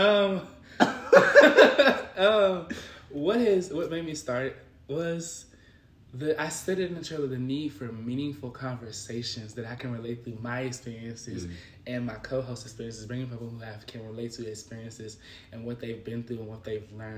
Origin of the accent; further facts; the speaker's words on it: Memphis, Tennessee, United States; I'm from Memphis.